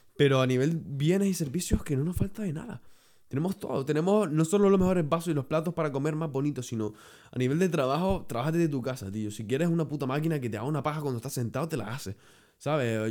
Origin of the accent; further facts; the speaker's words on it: Canary Islands, Spain; yo soy canario